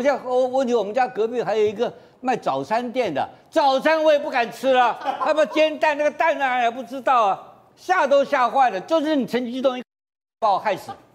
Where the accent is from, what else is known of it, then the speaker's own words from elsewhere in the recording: Taiwan; 我们台湾人民